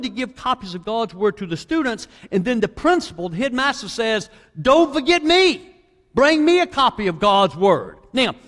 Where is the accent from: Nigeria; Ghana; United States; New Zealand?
United States; Southeast Virginia; now in Kentucky, United States; I'm from Southeast Virginia, if you're trying to figure out what his accent is, but I'm teaching in Kentucky